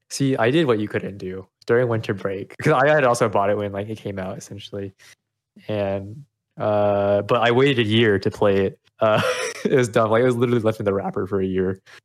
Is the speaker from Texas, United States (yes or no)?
yes; Austin, Texas, United States; also born or lived in Vietnam; I was actually born in Vietnam, but I was raised in Austin